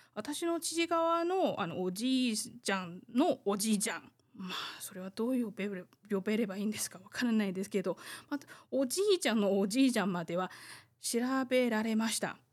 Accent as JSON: {"language": "Japanese", "country": "Taiwan", "tie": "born or raised there", "said": "台湾生まれ台湾育ち"}